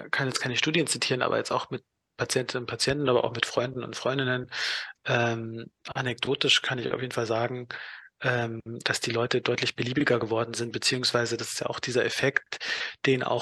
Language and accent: German; Donauwörth, Bavaria, Germany; also ich komme aus Donauwörth, wenn ich dann so irgendwie mit Leuten wieder aus Donauwörth Kontakt habe